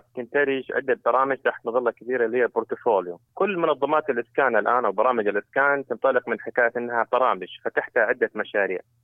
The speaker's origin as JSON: {"language": "Arabic", "country": "Saudi Arabia", "said": "عندنا في السعودية"}